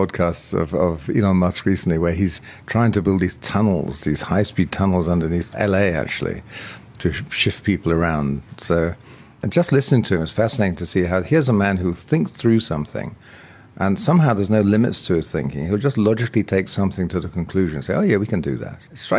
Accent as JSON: {"language": "English", "country": "United Kingdom", "said": "hey, I'm happy. I'm British."}